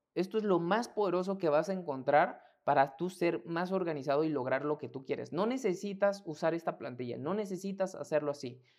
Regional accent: Mexico; mexicano, emprendedor y empresario

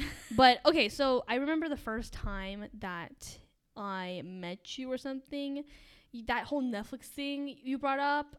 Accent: Frisco, Texas, United States; We're both from Frisco

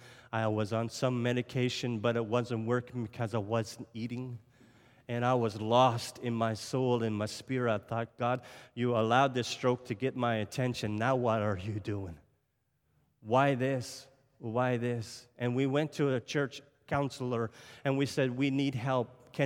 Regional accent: Nova Scotia, Canada; So if I sound French today, I'm not French. I don't speak French. I'm from Cape Breton Island. We have our own accent, you know.

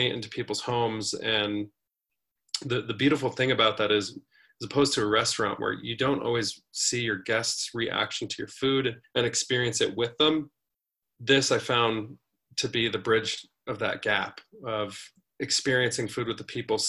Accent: Colorado, United States; growing up in Colorado

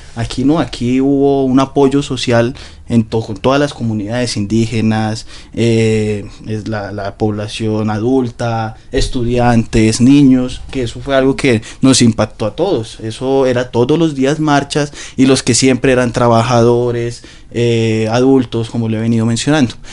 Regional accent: Colombia; moved away as an adult; also born or lived in Ibagué, Colombia; now in Ecuador; vivimos nosotros como colombianos

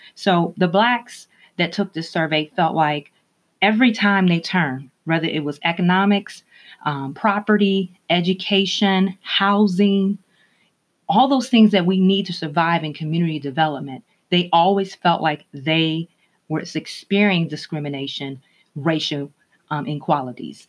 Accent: Minneapolis, Minnesota, United States; moved away; I grew up in Minneapolis, Minnesota

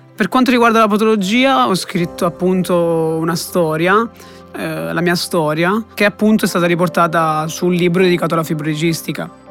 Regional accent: Calabria, Italy; moved away as an adult; now in Siena, Italy; ho 23 anni, sono calabrese e studio a Siena Scienze Economiche e Bancarie

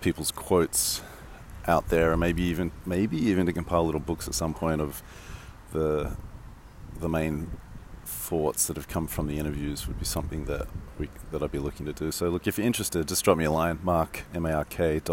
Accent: Sydney, New South Wales, Australia; moved away; I grew up in Sydney

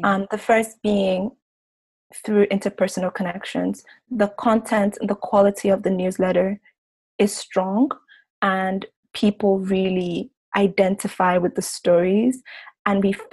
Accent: Lagos, Nigeria; moved away as an adult; now in New York, United States; where we grew up in Lagos.

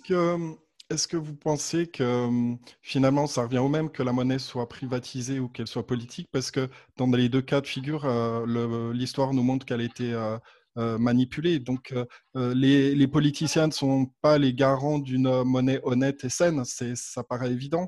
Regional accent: France; now in Switzerland; je suis pas suisse, ouais, je suis français effectivement.

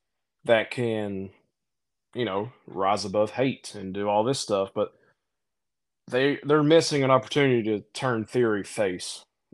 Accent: Appalachia, United States; as an Appalachian person

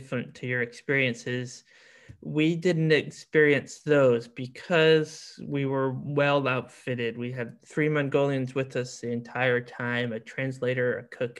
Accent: South Florida, United States; now in New Orleans, United States; I grew up in South Florida

